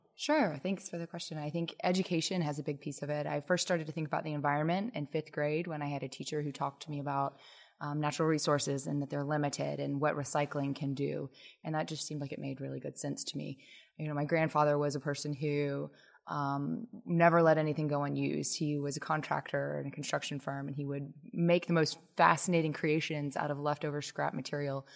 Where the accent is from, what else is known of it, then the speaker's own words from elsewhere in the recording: Lexington, Kentucky, United States; moved away as an adult; also born or lived in Washington, D.C. area / Ann Arbor, Michigan; I'm a Kentuckian. I grew up in Lexington